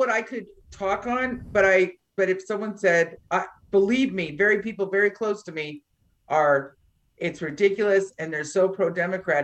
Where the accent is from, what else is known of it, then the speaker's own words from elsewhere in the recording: Northern California, United States; I'm from Northern California